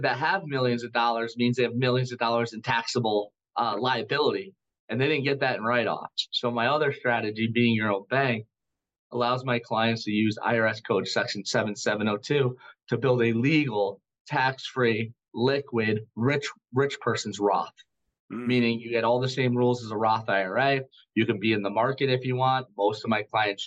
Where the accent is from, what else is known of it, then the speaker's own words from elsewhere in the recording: United States; I am an American